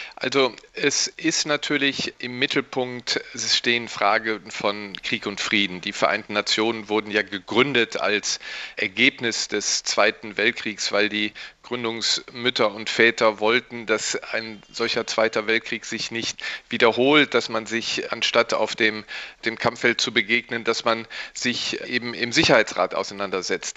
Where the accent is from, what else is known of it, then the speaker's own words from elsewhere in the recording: Rhineland, Germany; ich als Rheinländer